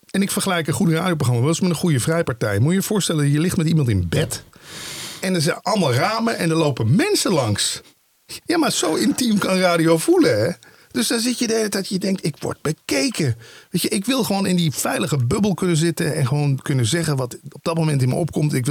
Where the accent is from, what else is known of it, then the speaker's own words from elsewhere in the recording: Limburg, Netherlands; moved away; langer ik in het Westen woonde, hoe meer ik inderdaad gewoon zo ging klinken. Mensen vragen dat, ik kom oorspronkelijk uit Limburg. Zeggen ze, hoe hoor je dat dan niet meer bij jou?